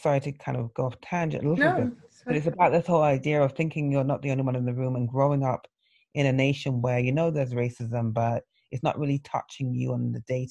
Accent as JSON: {"language": "English", "region": "England", "country": "United Kingdom", "tie": "born or raised there", "moved": "yes", "lives_now": "United States", "said": "Growing up in England, I knew about the Brixton riots because my brothers were involved"}